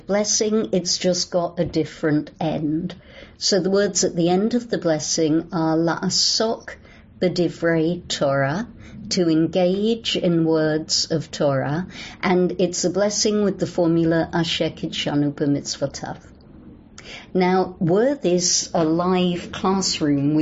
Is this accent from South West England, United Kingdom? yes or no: no; London, United Kingdom; accent: English; moved away as an adult; also born or lived in New Orleans; now in Los Angeles, United States; I'm English, as you can hear. I grew up in London, England.